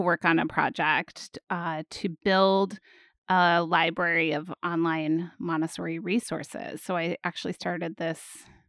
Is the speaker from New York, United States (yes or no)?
no; Washington, United States; born there; I was born in the Pacific Northwest and it snowed on the day I was born, which is pretty unusual in the area north of Seattle to get snow in December.